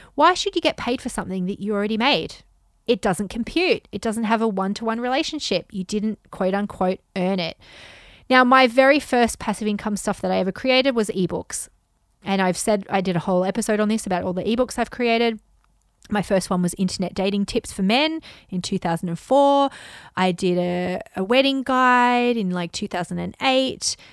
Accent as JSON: {"language": "English", "country": "Australia", "tie": "born or raised there", "said": "I grew up in Australia"}